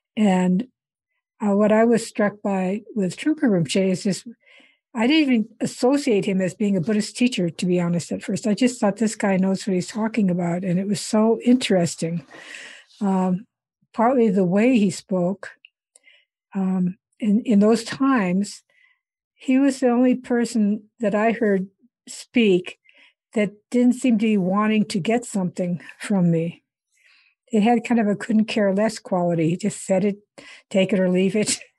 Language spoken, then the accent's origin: English; Iowa, United States; moved away as an adult; also born or lived in India; I grew up in Iowa